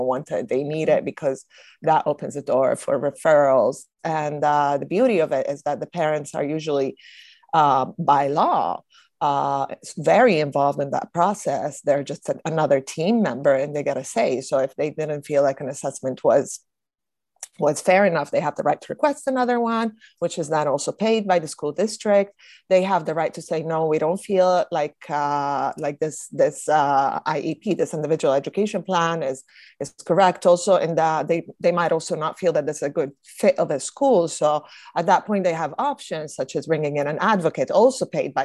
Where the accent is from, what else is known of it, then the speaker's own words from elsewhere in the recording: Italy; moved away; I know growing up in Italy